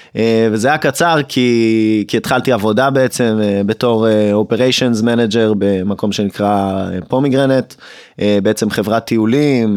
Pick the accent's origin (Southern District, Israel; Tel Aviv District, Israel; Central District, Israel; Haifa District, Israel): Central District, Israel; Hod HaSharon; גדלתי בהוד השרון